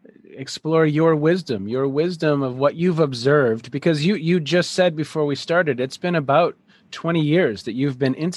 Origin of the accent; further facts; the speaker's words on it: Minnesota, United States; I'm from Minnesota